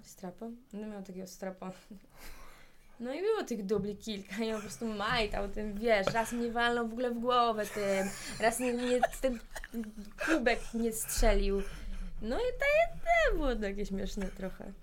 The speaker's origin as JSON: {"language": "Polish", "country": "Poland", "said": "jestem z Polski"}